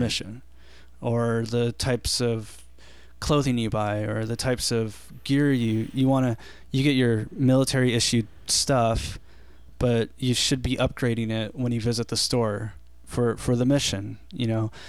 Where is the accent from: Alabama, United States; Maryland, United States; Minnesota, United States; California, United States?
California, United States; Big Bear; I grew up in Big Bear